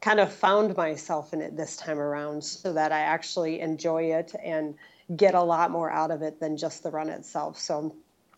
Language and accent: English; Wausau, Wisconsin, United States; I'm from Central Wisconsin, right smack dab in the middle, right around Wausau